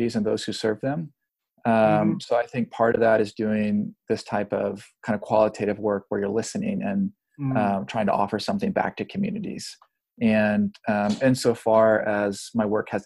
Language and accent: English; South Texas, United States; moved away as an adult; also born or lived in Pacific Northwest; I was born and raised in South Texas